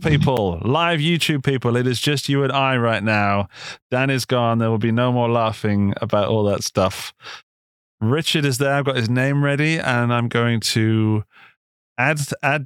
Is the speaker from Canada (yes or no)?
no; Gloucestershire, South West England, United Kingdom; moved away as an adult; also born or lived in Upper Austria; now in Austria; I was in the UK. Yeah, you might guess from the accent. I'm from Gloucestershire.